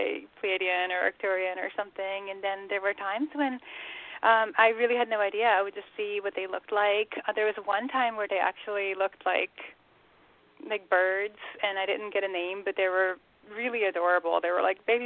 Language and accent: English; Curaçao; now in Atlanta, United States; I grew up in Curacao, which is a little tiny Dutch island of the Caribbean